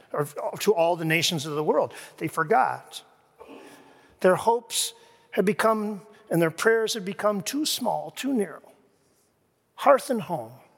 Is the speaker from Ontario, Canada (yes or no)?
yes; Kingston, Ontario, Canada; moved away as an adult; now in Grand Rapids, United States; I first came to Grand Rapids, uh, from my hometown, Kingston, Ontario